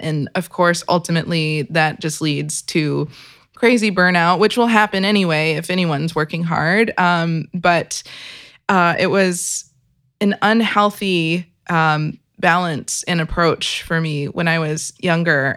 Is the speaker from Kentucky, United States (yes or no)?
yes; Kentucky, United States; I was born and raised in Kentucky.